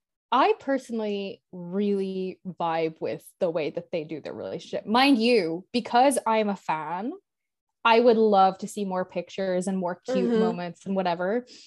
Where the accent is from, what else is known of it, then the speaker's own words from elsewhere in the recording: Ireland; as an Irish person